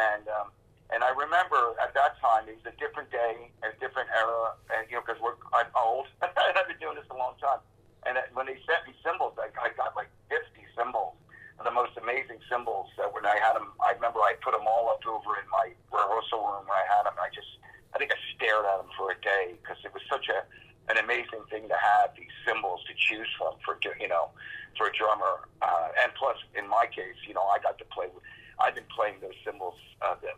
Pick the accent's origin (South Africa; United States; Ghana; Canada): United States; Levittown, Pennsylvania; I grew up in Levittown, outside of Philadelphia